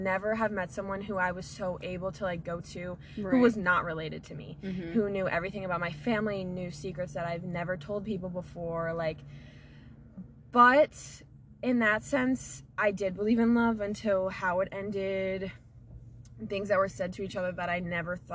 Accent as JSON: {"language": "English", "region": "Florida", "country": "United States", "tie": "born or raised there", "said": "where I grew up in Florida"}